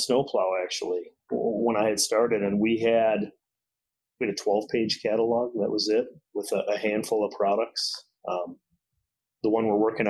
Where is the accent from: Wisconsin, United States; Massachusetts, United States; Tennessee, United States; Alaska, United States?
Wisconsin, United States; Janesville; born and raised in Janesville my whole life